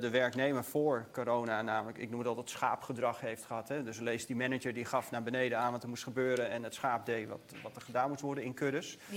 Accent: Netherlands; wij in Nederland

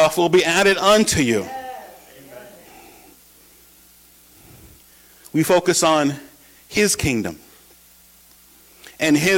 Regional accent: New York, United States; moved away as an adult; also born or lived in Oshkosh, Wisconsin / San Antonio, Texas; home in New York with my family

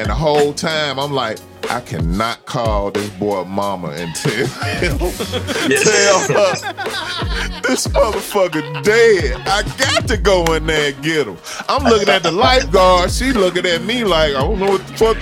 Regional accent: Memphis, Tennessee, United States; I'm from Memphis, Tennessee

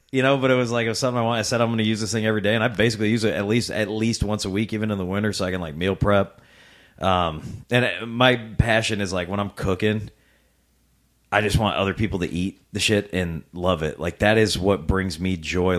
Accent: Rock Island, Illinois, United States; Born and raised in Rock Island, um, most of my life

